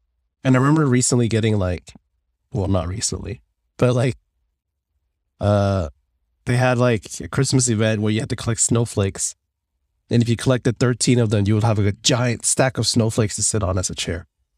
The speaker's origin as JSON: {"language": "English", "country": "Finland", "said": "People always like take a double take when they're like, \"Where are you from?\" Finland."}